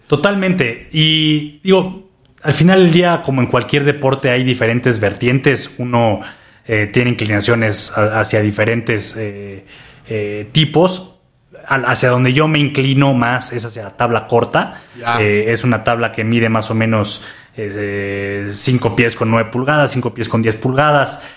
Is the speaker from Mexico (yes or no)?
yes; Mexico City, Mexico; also born or lived in Australia; yo como, chilango